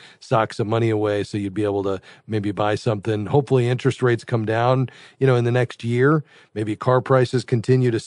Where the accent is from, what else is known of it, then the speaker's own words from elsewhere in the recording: South Florida, United States; I'm from South Florida